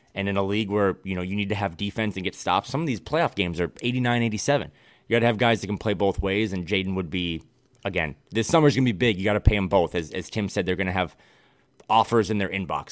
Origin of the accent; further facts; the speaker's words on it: Midwest, United States; now in West Coast, United States; I am a Midwesterner through and through. I love my home state and my home region